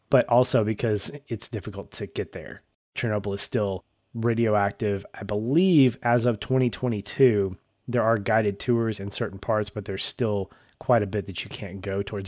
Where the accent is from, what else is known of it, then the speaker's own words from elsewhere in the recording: United States; we as Americans